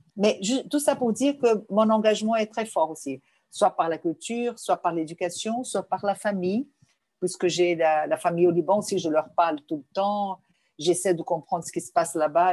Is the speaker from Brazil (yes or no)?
yes; Rio de Janeiro, Brazil; first language Portuguese; French is a second language; also born or lived in Lebanon; en arrivant au Brésil, je suis née. Donc, je, je peux dire que j'ai le sang libanais